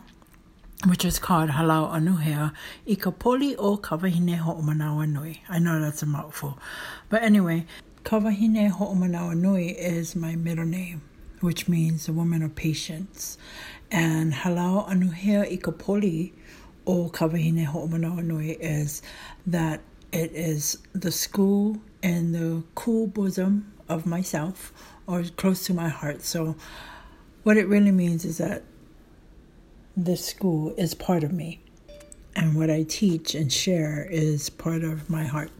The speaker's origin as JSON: {"language": "English", "town": "Kaneohe", "region": "Hawaii", "country": "United States", "said": "we used to live in Kaneohe, and his halau was in Kaneohe"}